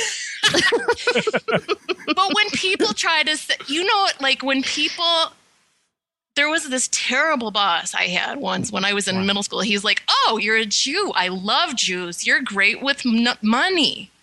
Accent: Detroit suburbs, Michigan, United States; we're from the Detroit suburbs

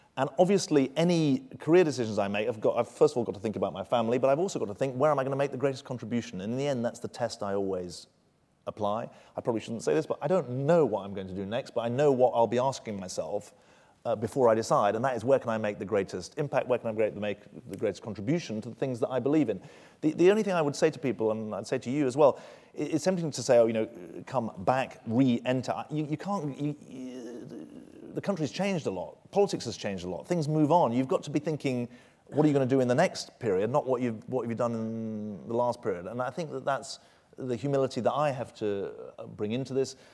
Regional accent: United Kingdom; moved away; I'm, uh, as British and patriotically British as I've ever been

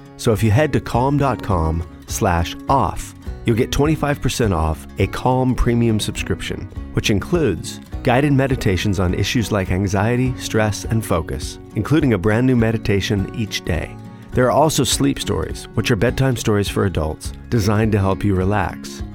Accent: Los Angeles, California, United States; growing up in Los Angeles, which I did

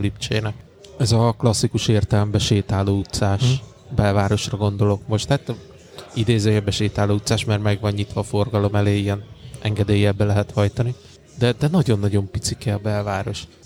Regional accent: Székesfehérvár, Fejér, Hungary; van otthon Fehérváron

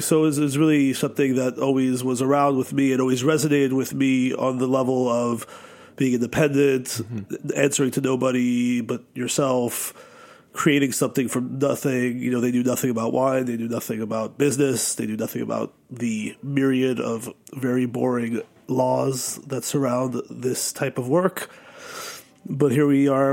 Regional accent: New York City, New York, United States; I grew up in New York City

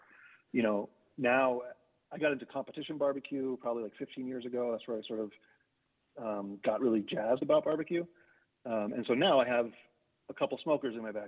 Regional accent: New England, United States; I grew up in New England also

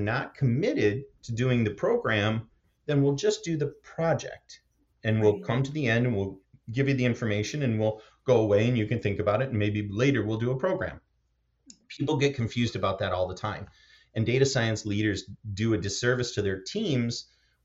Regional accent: Michigan, United States; I grew up in Michigan in a small town of about 200 people

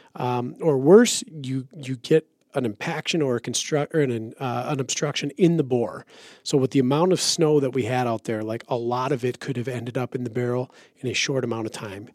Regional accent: Minnesota, United States; I'm from Minnesota

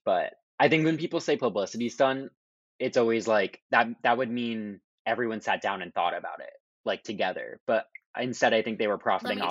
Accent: New Jersey, United States; we're both from New Jersey.

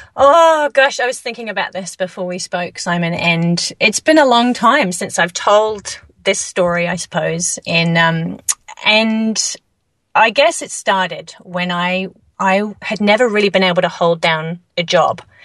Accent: England, United Kingdom; moved away as an adult; now in New Zealand; moving to New Zealand, you know, originally I'm from England

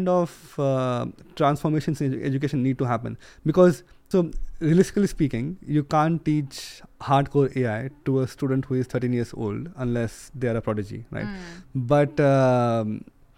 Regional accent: India; moved away as an adult; now in United Kingdom; I come from India, right, originally. And I come from a rural place.

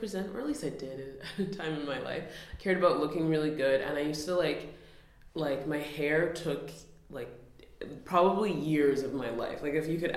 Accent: Nunavut, Canada; now in Toronto, Canada; I'm from Nunavut

